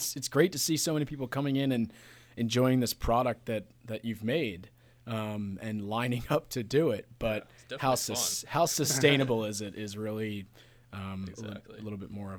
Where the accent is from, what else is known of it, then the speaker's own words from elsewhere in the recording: Pittsburgh, Pennsylvania, United States; I grew up in Pittsburgh.